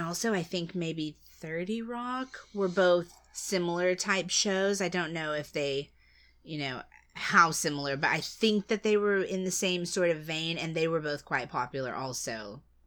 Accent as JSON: {"language": "English", "country": "United States", "said": "as an American"}